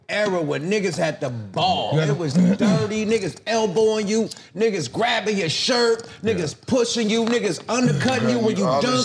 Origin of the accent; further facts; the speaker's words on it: California, United States; I'm from the Bay.